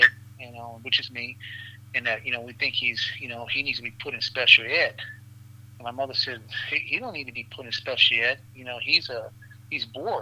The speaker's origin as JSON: {"language": "English", "region": "Louisiana", "country": "United States", "tie": "born or raised there", "said": "I was born in the great state of Louisiana in a country town, and the reality is that, you know, that country town kind of defined me with Big Mama"}